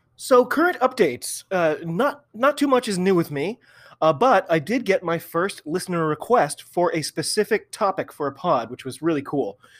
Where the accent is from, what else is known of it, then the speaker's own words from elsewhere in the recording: United States; also born or lived in Massachusetts; I'm an American rugby fan